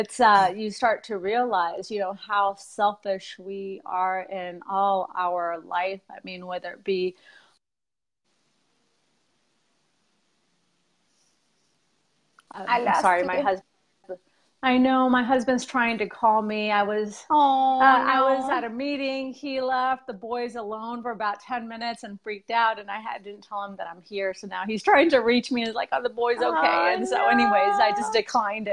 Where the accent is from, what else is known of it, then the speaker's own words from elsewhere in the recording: South Texas, United States; moved away as an adult; now in Boise, United States; But I'm originally from Texas, from South Texas.